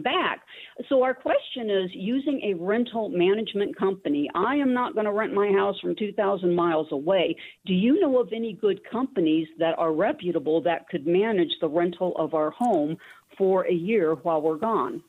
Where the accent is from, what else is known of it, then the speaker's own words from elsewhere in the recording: Tucson, Arizona, United States; We are both from Tucson, have lived in Tucson our whole lives